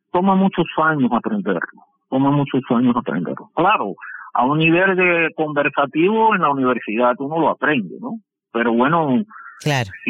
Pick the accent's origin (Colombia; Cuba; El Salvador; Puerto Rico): Cuba; moved away as an adult; also born or lived in Russia; now in Moscow, Russia; yo soy muy cubano, ¿no?